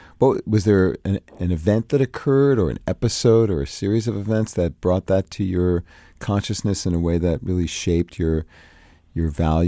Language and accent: English; New York City, New York, United States; When I grew up in Brooklyn, New York, in the 50s and 60s